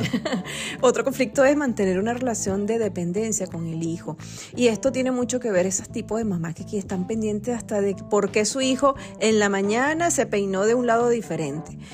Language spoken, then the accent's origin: Spanish; Venezuela; nosotros somos venezolanos